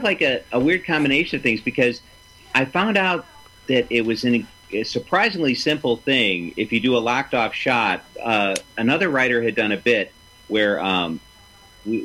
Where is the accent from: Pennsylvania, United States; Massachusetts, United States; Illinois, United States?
Illinois, United States; Chicago; moved away as an adult; also born or lived in Los Angeles; now in New York, United States; I was originally from Chicago. It's my hometown.